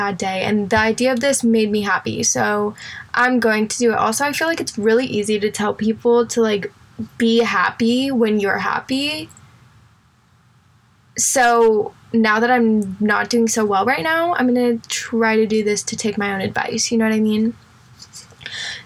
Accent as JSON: {"language": "English", "town": "Indianapolis", "region": "Indiana", "country": "United States", "moved": "yes", "lives_now": "Houston, United States", "said": "I actually am from Indianapolis, Indiana"}